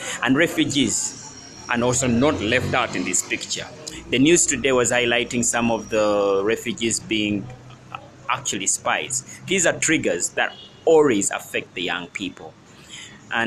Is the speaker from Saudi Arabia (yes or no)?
no; Uganda; our country, Uganda.